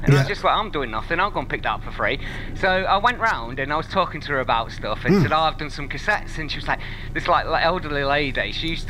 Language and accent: English; Yorkshire and the Humber, United Kingdom; because I'm from Yorkshire